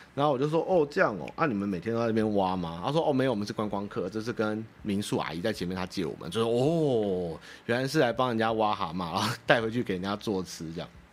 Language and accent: Chinese; Wanhua, Taipei, Taiwan; 我老家在万华